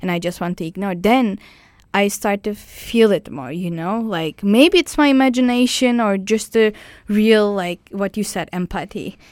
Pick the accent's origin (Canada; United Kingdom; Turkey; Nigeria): Turkey; English is a second language; moved away as an adult; I come from Turkey